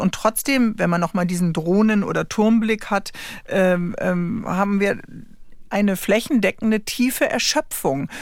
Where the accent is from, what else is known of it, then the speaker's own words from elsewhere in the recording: Northern Germany, Germany; ich komme jetzt oben aus Norddeutschland vom Wasser